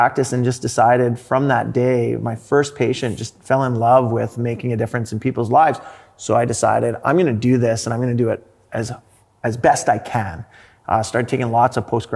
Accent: Sherwood Park, Alberta, Canada; also born or lived in Edmonton; I was born here in Edmonton, grew up in Sherwood Park.

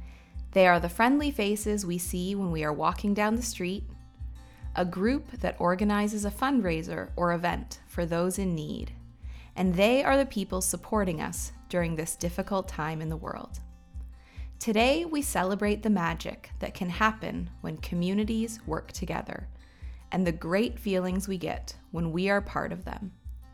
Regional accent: Waterloo, Ontario, Canada; also born or lived in Guelph; I grew up in Waterloo, and it's funny, I actually never thought that I would stay here as an adult. I went away to Guelph for university for 4 years and totally fell in love with Guelph.

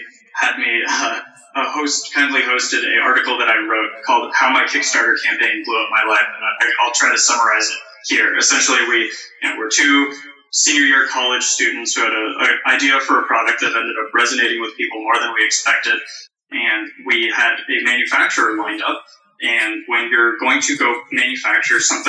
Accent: Canada; we're Canadian

